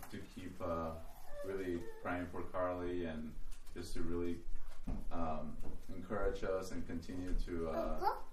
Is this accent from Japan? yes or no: no; Lima, Peru; now in United States; I'm from Peru originally. Um, I was born there in Lima